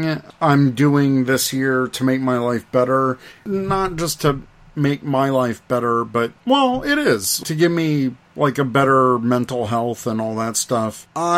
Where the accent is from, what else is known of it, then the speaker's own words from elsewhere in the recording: the South, United States; Well, look, I grew up in the South. Ketchup was fine on a hot dog.